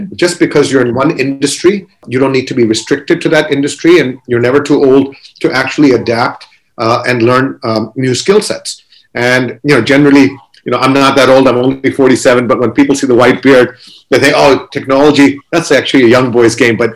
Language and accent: English; Kuwait; we grew up in Kuwait. We actually went through a war.